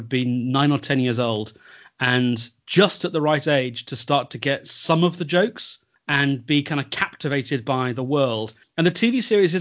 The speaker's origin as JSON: {"language": "English", "country": "United Kingdom", "said": "we're from Britain"}